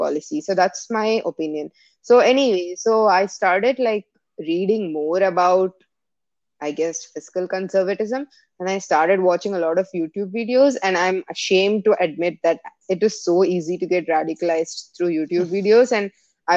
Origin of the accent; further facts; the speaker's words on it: India; now in United States; I come from India